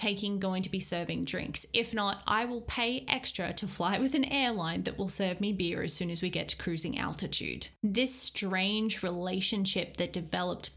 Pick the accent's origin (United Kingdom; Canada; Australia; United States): Australia; growing up in Australia and being Australian